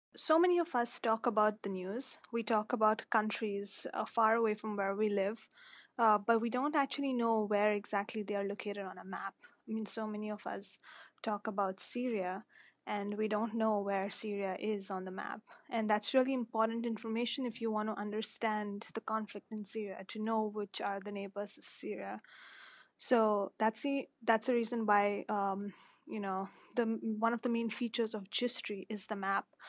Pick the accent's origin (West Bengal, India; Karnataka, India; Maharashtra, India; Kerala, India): Maharashtra, India; Mumbai; moved away as an adult; I was born and raised in Mumbai